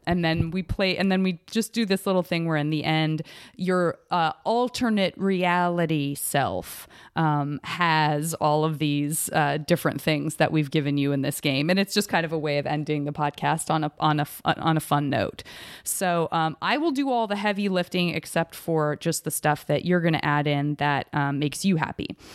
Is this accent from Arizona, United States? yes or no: yes; Tucson, Arizona, United States; moved away as an adult; also born or lived in San Francisco; I grew up in Tucson, Arizona